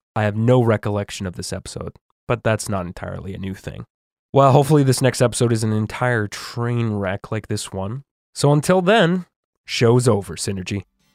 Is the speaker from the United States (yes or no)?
no; Canada; a Canadian who has traveled to the U S